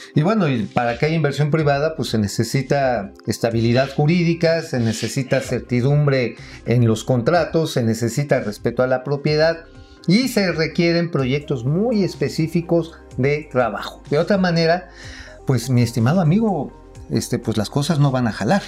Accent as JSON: {"language": "Spanish", "region": "Tabasco", "country": "Mexico", "tie": "born or raised there", "moved": "yes", "said": "en las costas de Tabasco, allá en mi patria chica"}